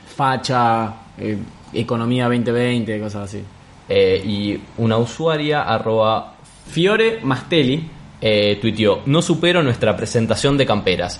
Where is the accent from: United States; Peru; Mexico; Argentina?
Argentina; Rosario, Santa Fe; nosotros somos de Rosario